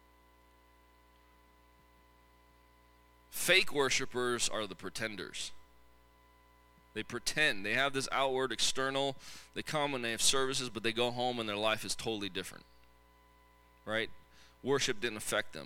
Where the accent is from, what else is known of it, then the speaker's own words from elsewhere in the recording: Tacoma, Washington, United States; I grew up in Tacoma.